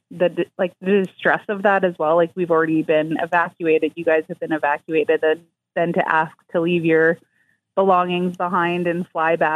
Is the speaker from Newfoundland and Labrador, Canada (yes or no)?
no; Victoria, British Columbia, Canada; moved away as an adult; now in Hay River, Canada; I moved from Victoria, BC to Hay River when I was 20. So I've lived there 18 years, almost half my life.